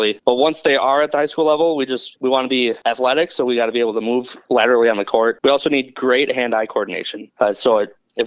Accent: McFarland, Wisconsin, United States; playing summer rec tennis in my hometown of McFarland

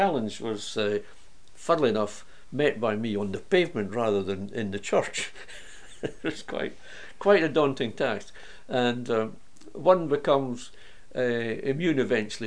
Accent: Carnoustie, Scotland, United Kingdom; from my hometown in Carnoustie

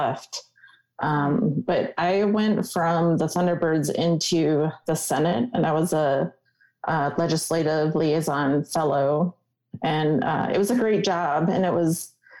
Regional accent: Wisconsin, United States; moved away; I am a Wisconsin girl, born and raised, and being back home in my home state

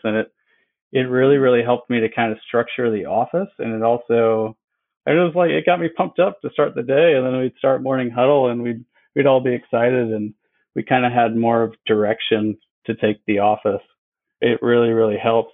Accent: Wisconsin, United States; moved away as an adult; also born or lived in Bradenton, Florida; now in Florida, United States; I grew up in Wisconsin

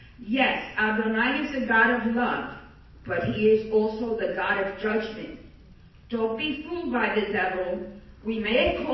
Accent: New Jersey, United States; now in Florida, United States; I came from New Jersey with an idol from Santeria that was supposed to bring me protection against any evil around me.

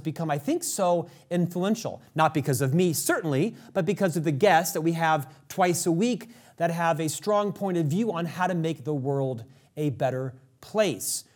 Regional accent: United States; I'm an American

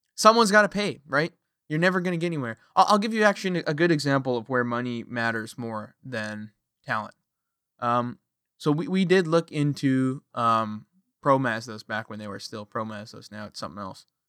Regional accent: Canada; I am a Canadian, I live on the west coast of Canada

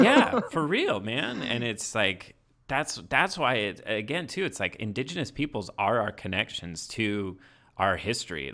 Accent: Indiana, United States; I grew up in Indiana, like, small town

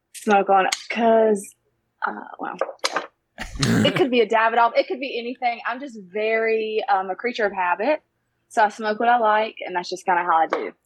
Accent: Brown Summit, North Carolina, United States; I grew up in Brown Summit, that's what it's called

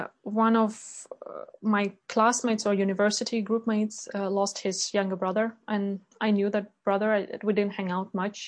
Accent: Ukraine; now in Sweden; Because colleagues were coming to me, those who knew that I'm from Ukraine, they were coming to me like, hey, …, what's going on?

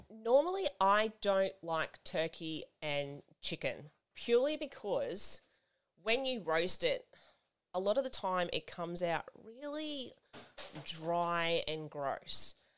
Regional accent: Australia; I clearly was born here in Australia

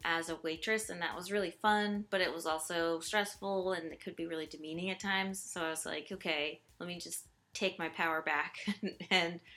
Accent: Midwest, United States; moved away as an adult; now in East Coast, United States; I am from the Midwest, as with Darby and Charlie here

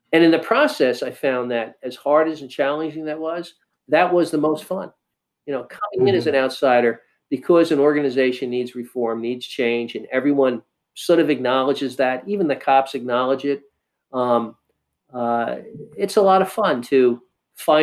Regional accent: New York City, New York, United States; moved away as an adult; also born or lived in Midwest; I'm a Northeastern liberal kind of guy. I grew up in New York City

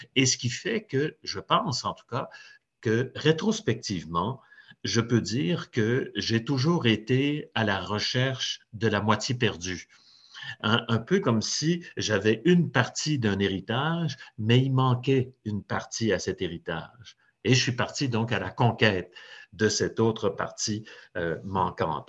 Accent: Trois-Rivières, Quebec, Canada; je suis né dans un, quartier ouvrier à, Trois-Rivières, qui était un peu à la jonction

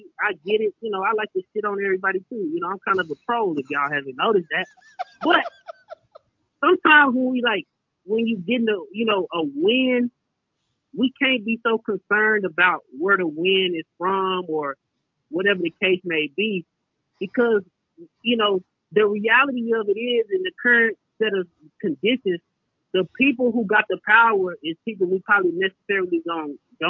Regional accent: Texas, United States; now in California, United States; my home state of Texas

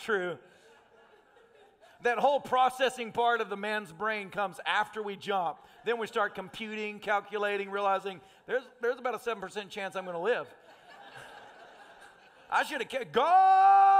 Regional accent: Tennessee, United States; I'm a redneck from Tennessee.

